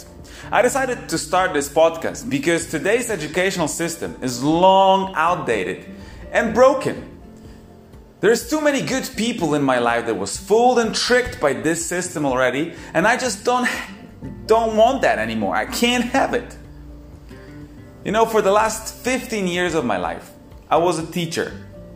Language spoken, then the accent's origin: English; Poland; I come from Poland, from quite a small town.